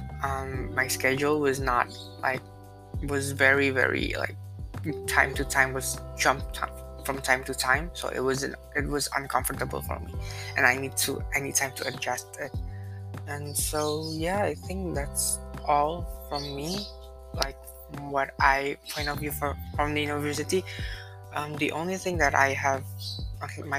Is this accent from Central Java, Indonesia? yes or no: no; Jakarta, Indonesia; Back home here in Jakarta, especially in my school